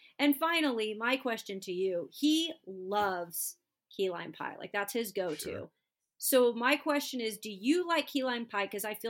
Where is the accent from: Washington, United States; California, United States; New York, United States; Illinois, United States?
Washington, United States; Spokane; moved away; I grew up in Spokane, which Idaho is literally the border.